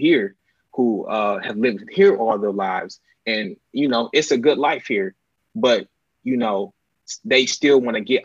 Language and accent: English; Inkster, Michigan, United States; moved away as an adult; also born or lived in East Lansing, Michigan; I'm from Inkster, Michigan